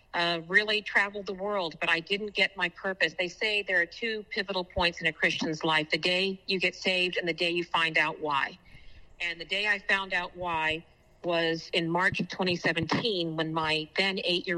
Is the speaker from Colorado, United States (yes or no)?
no; Texas, United States; moved away; I moved back home to my home state of Texas